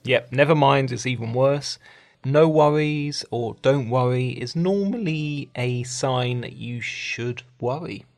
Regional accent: London, United Kingdom; I come from London

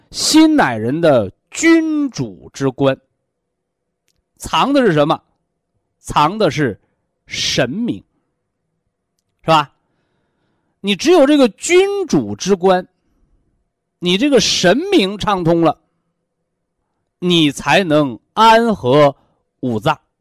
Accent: China; 我们是中国人，啊，我们是炎黄子孙，我们是有着悠悠五千年历史的文化人。

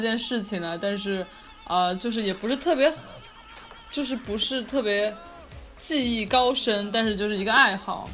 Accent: Chengdu, Sichuan, China; now in Los Angeles, United States; 南北混搭这样子，但是我是在成都，就是长大，我就，我爸爸那边有陕西的嘛，然后所以就跟成都就是温柔的妹子们比呢，有一点北方血统

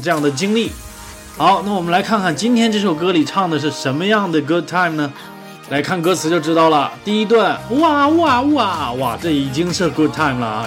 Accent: China; 我们中国人

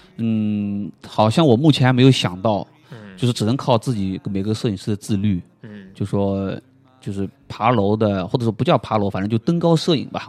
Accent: Shanghai, China; 作为一个上海人

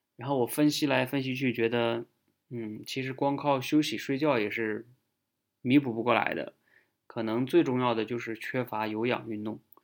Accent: China; 也就是我们中国人

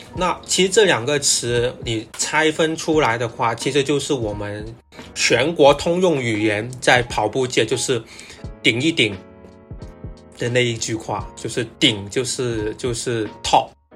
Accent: Guangzhou, Guangdong, China; accent: Cantonese-accented Mandarin (广普); first language Cantonese; Chinese is a second language; 因为我是一个广州人，那 可能我的普通话会有点普通，就是比较明显的广普

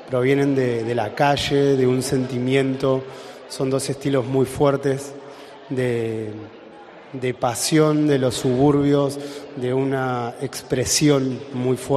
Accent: Argentina; Y en este en este caso nos representa a nosotros como, como argentinos, ¿no?

